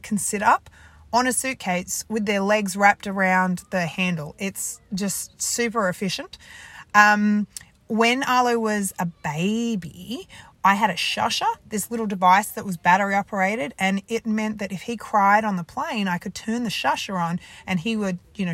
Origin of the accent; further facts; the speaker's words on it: Sydney, New South Wales, Australia; now in Adelaide, Australia; we live in Adelaide, but I'm actually from Sydney